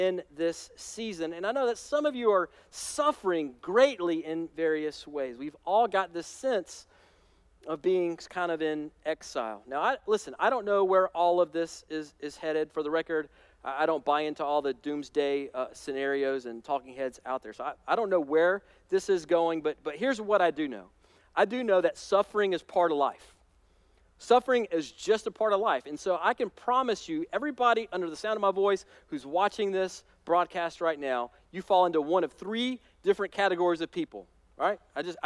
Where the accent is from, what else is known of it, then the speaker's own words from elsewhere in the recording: United States; As American Christians